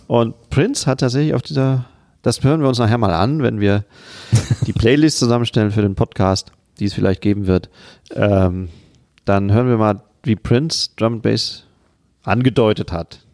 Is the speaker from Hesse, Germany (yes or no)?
no; Siegen, North Rhine-Westphalia, Germany; moved away; Ich komme eigentlich aus Siegen, einer Stadt in Ost- Südostwestfalen.